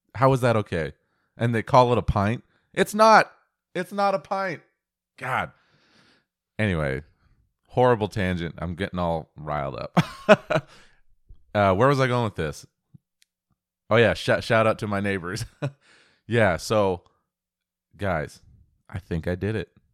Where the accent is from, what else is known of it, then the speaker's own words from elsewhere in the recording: Pacific Northwest, United States; I was born and raised in the Pacific Northwest